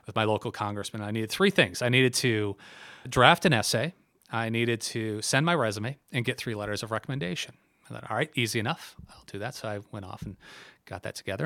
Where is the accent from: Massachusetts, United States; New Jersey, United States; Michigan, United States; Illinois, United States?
Michigan, United States; Milford; moved away as an adult; now in New York City, United States; I am from Milford, born and raised